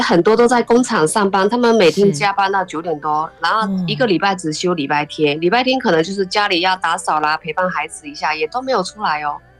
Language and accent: Chinese; China; moved away as an adult; now in Taiwan; 爸爸以前在那边乡下是当村长